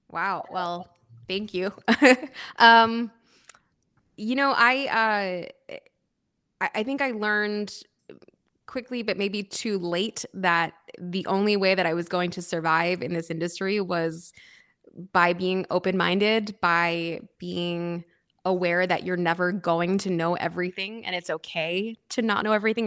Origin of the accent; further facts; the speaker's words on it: outside of Philadelphia, Pennsylvania, United States; moved away as an adult; also born or lived in New York City / Napa Valley; I was born and raised outside of Philadelphia